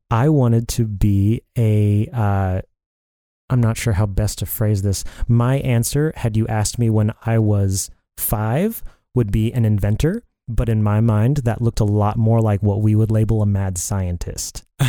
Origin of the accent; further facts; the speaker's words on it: Dallas-Fort Worth area, Texas, United States; moved away as an adult; also born or lived in Colorado Springs, Colorado; So, I was born in Texas, in the Dallas-Fort Worth area. I lived most of my life there growing up.